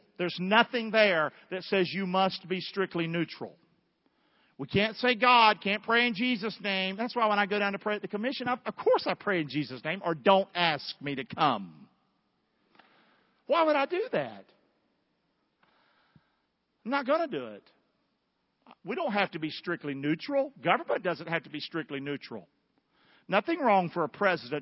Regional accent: the South, United States; moved away; Growing up in the South, we didn't have Catholics. I'm telling you, as a Southerner

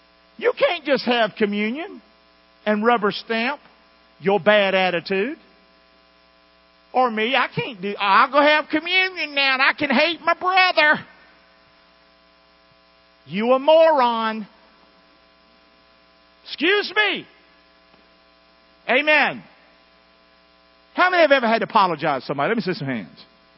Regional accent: North Carolina, United States; moved away; I came from North Carolina. Now, my kids were born here, but most all of us have in common that we came from somewhere else.

